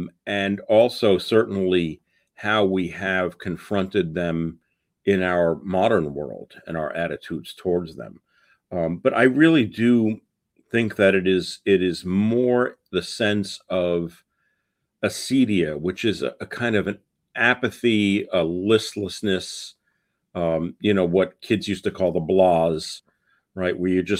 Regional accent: New York City, New York, United States; I am originally from New York City

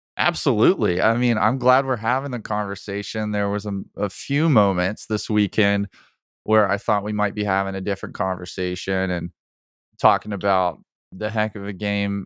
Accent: Alabama, United States; I grew up in Alabama

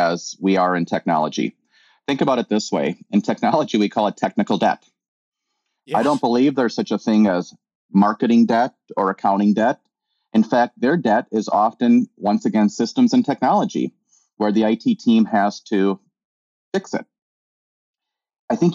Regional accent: Tallinn, Harju County, Estonia; also born or lived in Chicago, United States / Madison, Wisconsin, United States / La Crosse, Wisconsin, United States; now in Twin Cities, United States; I was born in Tallinn, Estonia, migrated to Chicago during the 80s when it was very difficult to get out of Estonia

